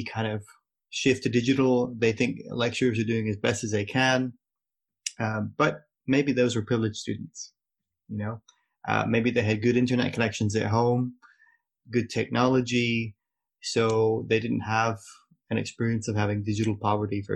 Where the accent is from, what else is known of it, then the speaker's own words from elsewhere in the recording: United States; now in Glasgow, United Kingdom; as an American student